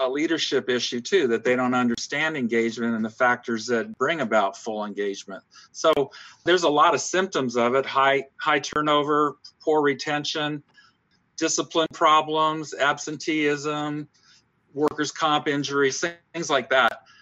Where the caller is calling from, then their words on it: Augusta, Georgia, United States; I'm speaking from Augusta, Georgia, in the deep south of the United States of America.